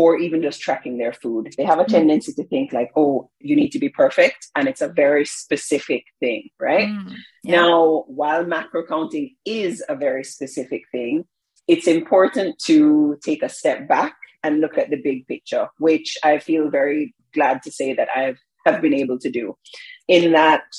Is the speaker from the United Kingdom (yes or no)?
no; Jamaica; moved away as an adult; I'm Jamaican